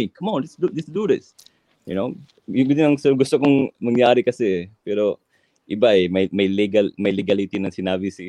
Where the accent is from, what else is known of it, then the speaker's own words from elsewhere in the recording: Philippines; It, it hurts to me as a Filipino, you know?